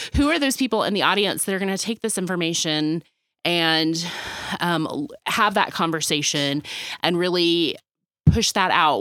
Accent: Dallas, Texas, United States; being born and raised in Dallas

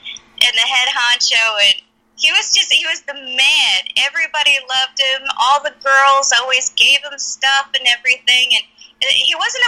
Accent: Connecticut, United States; moved away as an adult; now in Nevada, United States; I grew up right outside of New York City in Connecticut

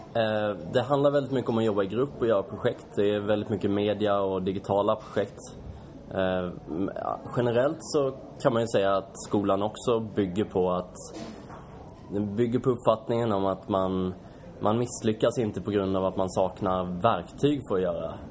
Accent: Kalmar, Kalmar County, Sweden; now in Stockholm, Sweden; Kalmar kommer jag ifrån

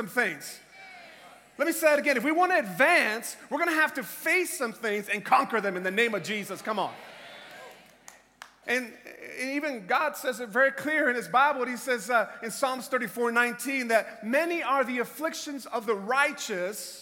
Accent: Tampa, Florida, United States; I am from Tampa, Florida in the United States.

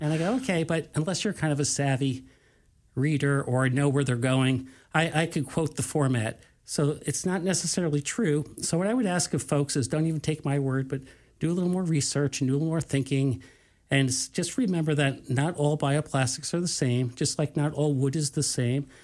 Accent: New York, United States; I'm from New York

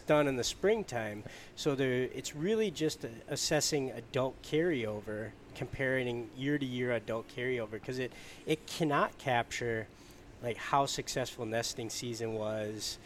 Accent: Michigan, United States; now in Minnesota, United States; I'm from Michigan

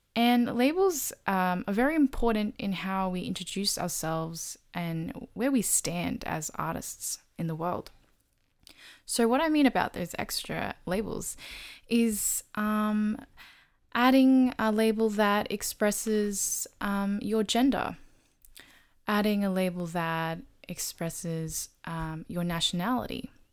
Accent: Australia; I'm Australian born, Taiwanese, Chinese

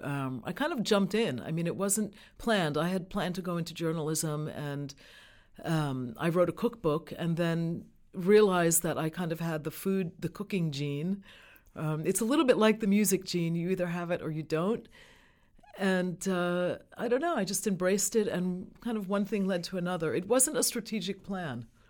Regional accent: New York City, New York, United States; I grew up in New York City.

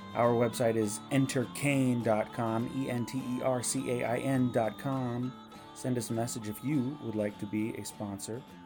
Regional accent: Nebraska, United States; I'm from Nebraska

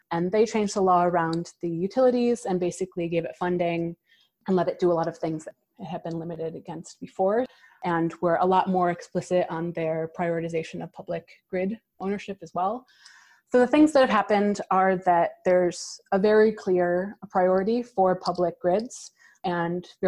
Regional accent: Canandaigua, New York, United States; but for us in Rochester as well. I grew up in Canandaigua.

